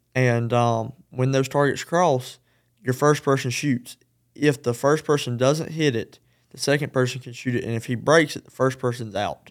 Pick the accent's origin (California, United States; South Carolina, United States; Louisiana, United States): South Carolina, United States; Edgefield; I'm from Edgefield